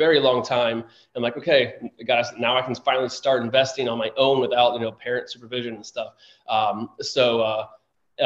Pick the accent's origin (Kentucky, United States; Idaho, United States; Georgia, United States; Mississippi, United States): Kentucky, United States; Florence; moved away as an adult; also born or lived in St. Louis, Missouri; now in Washington, DC, United States; I was raised in Florence, Kentucky, just south of Cincinnati, Ohio. But I was born in Eastern Kentucky